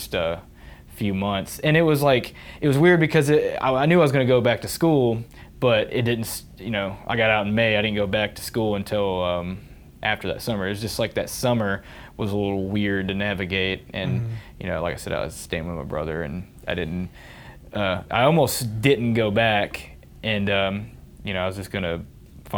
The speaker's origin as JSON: {"language": "English", "area": "near Murfreesboro", "region": "Tennessee", "country": "United States", "tie": "born or raised there", "said": "MTSU right here, close to my hometown"}